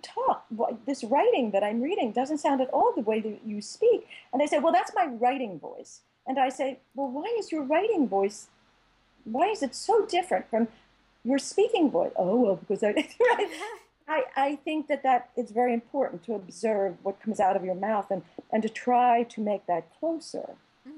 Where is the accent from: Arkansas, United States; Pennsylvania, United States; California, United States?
Pennsylvania, United States; Philadelphia; I grew up in Philadelphia, right? My language, I'm a Philly girl, right? So I have a particular accent, I say Jimmy's, I don't say sprinkles